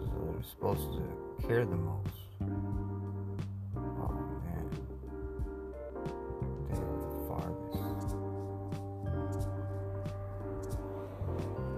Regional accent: Mountain View, California, United States; my hometown, Mountain View, California

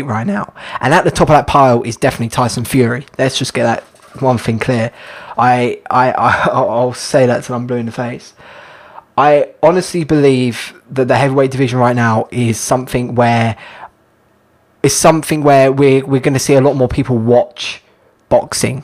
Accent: United Kingdom; As a Brit myself

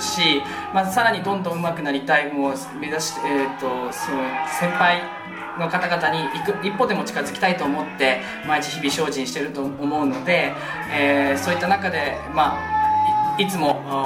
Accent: Iwate, Japan; moved away as an adult; now in Sendai, Japan; もともと地元が岩手でで仙台大学のためにまあこっちに来た

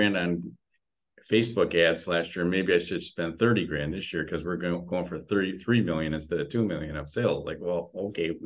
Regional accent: Detroit, Michigan, United States; I'm from Detroit, Michigan.

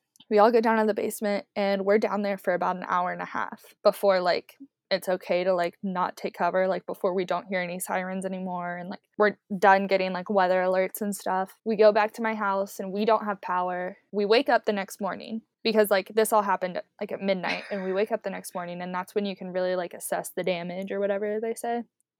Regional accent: Beaver Creek, United States; born or raised there

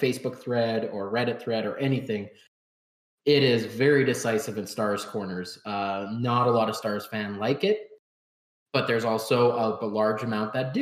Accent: Canada; as a Canadian

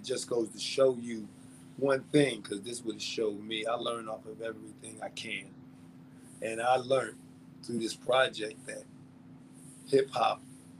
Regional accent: Brooklyn, New York, United States; I'm from Brooklyn. You understand me? Brownsville. I'm from Brooklyn, yo.

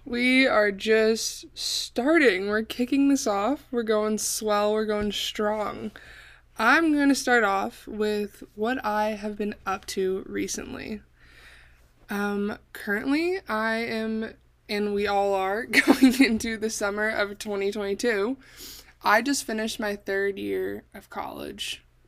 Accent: Bay Area, Northern California, United States; moved away as an adult; now in Arizona, United States; I was born and raised in Northern California, the Bay Area

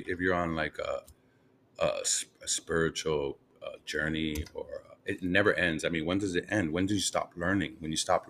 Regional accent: New York, United States; I'm from New York. I'm born and raised in New York

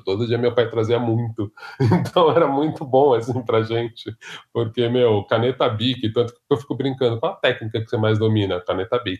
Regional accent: São Paulo, Brazil; Cresci em Ipiranga, mais precisamente na Vila das Mentes seis.

